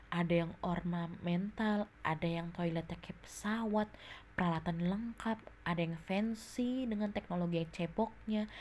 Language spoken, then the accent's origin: Indonesian; Jakarta, Indonesia; also born or lived in East Java; oh iya gue dari Jawa Timur tapi gue gede di Jakarta